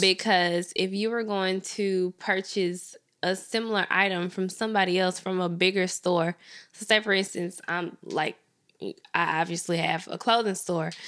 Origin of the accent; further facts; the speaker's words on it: Memphis, Tennessee, United States; I'm from Memphis